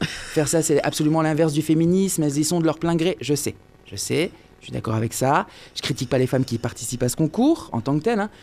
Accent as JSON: {"language": "French", "area": "Lorraine", "region": "Grand Est", "country": "France", "said": "je viens de Lorraine"}